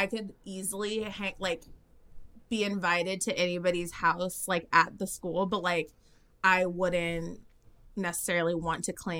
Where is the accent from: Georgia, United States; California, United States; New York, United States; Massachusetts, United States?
California, United States; Orange County; also born or lived in Texas; now in Los Angeles, United States; So I'm from Orange County, which is an hour south of L.A.